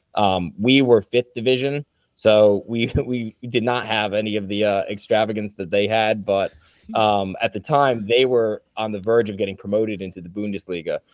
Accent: Trumbull, Connecticut, United States; moved away as an adult; now in Carolinas, United States; I grew up in Trumbull

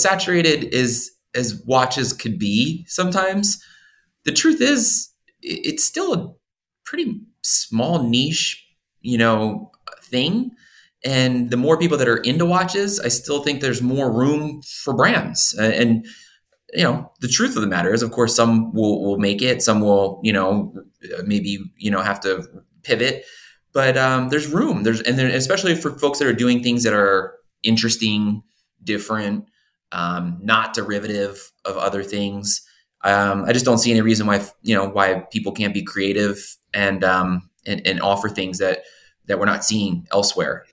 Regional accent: Philadelphia, Pennsylvania, United States; I grew up in Philadelphia

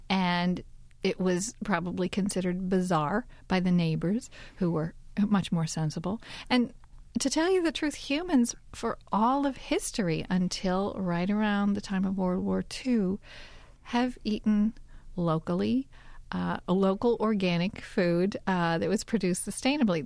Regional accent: Kentucky, United States; also born or lived in Arizona / Southwestern Virginia; now in Virginia, United States; where I grew up in Kentucky

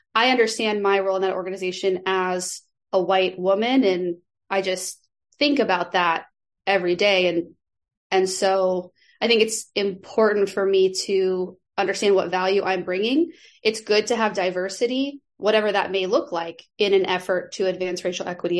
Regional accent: Nebraska, United States; moved away as an adult; also born or lived in Chicago; I am from Nebraska, and I lived in Chicago for many years when I was growing up here in Nebraska

